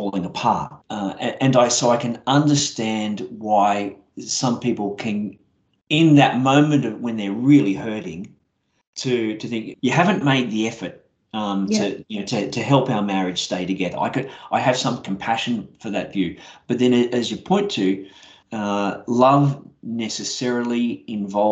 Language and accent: English; Brisbane, Queensland, Australia; I grew up in Brisbane